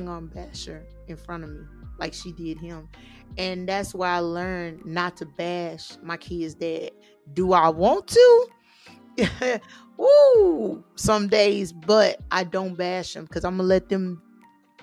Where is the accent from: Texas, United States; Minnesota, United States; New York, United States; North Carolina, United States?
Texas, United States; I'm from Texas